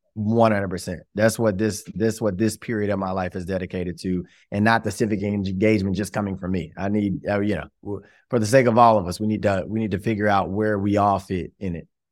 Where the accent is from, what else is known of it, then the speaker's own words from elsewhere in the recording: Shreveport, Louisiana, United States; I am from Shreveport, Louisiana, where I proudly am sitting today. Was born and raised right here